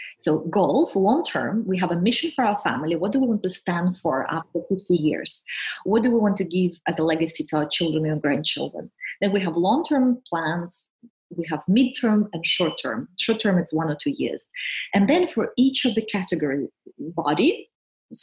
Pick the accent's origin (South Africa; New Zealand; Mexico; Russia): Russia; Siberia; also born or lived in Switzerland; now in United Kingdom; I'm from Siberia, from Russia